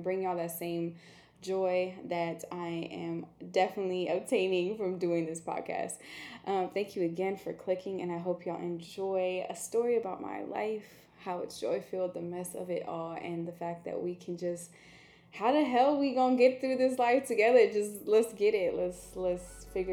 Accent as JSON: {"language": "English", "town": "Dallas", "region": "Texas", "country": "United States", "tie": "born or raised there", "said": "I am half Italian, half Ethiopian, but I was raised in the Triple D, Dallas, Texas."}